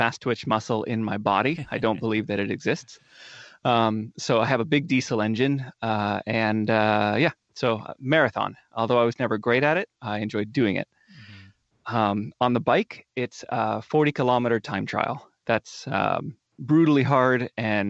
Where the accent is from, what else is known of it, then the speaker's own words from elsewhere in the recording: North Bend, Oregon, United States; So I grew up down in Coos Bay or North Bend, Oregon.